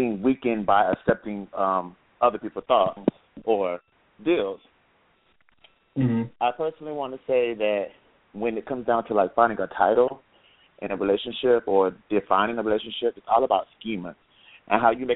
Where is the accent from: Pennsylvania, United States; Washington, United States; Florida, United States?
Florida, United States; Gainesville; moved away as an adult; now in Atlanta, United States; I'm from Gainesville, Florida, but I now live in Atlanta. I just moved here today